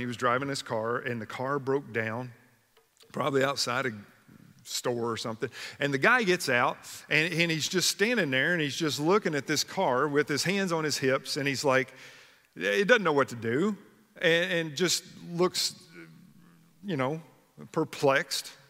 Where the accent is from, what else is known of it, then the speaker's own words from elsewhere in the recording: Kentucky, United States; When I was a kid growing up in Kentucky